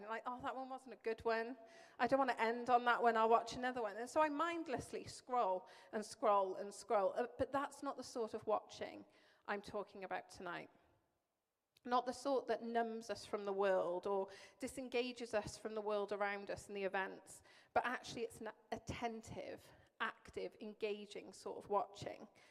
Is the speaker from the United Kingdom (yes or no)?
yes; Welsh, Wales, United Kingdom; moved away; I'm Welsh